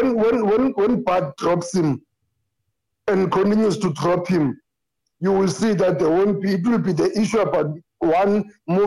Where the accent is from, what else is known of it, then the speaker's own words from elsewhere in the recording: South Africa; I'm from South Africa